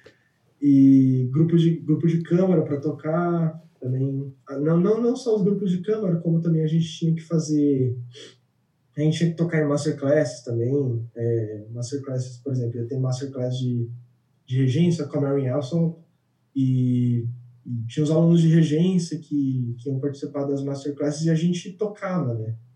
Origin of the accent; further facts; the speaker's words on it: São Paulo, Brazil; moved away as an adult; now in Germany; eu nasci em São Paulo e passei a vida inteira em São Paulo